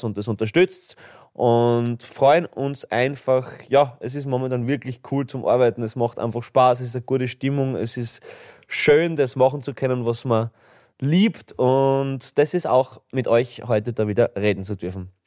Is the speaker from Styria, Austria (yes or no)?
yes; Graz, Styria, Austria; bei uns in Graz